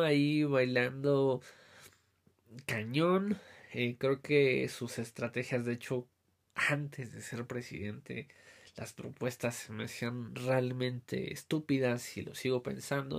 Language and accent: Spanish; Mexico; nosotros como mexicanos